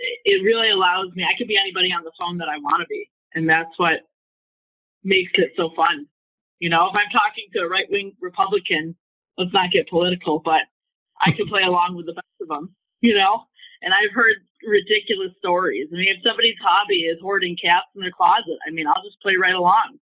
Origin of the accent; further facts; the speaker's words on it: New York, United States; Oh, yeah. Well, you know, in New York, we say I love you in a different four-letter context.